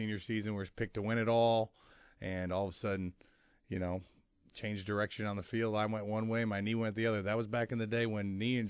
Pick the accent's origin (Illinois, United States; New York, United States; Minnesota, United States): Illinois, United States; Wheaton; You know, I grew up in Wheaton, Illinois.